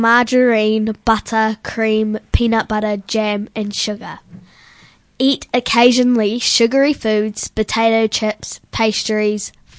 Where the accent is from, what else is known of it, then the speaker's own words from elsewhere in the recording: Otaki, Wellington, New Zealand; I'm 11 years old and I come from Otaki.